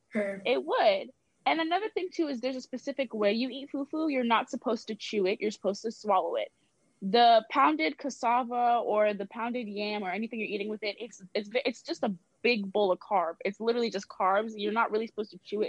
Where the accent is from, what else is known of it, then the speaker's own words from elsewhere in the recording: Georgia, United States; also born or lived in New York; I was born in the States, specifically um, New York, and then we moved to Georgia when I was about five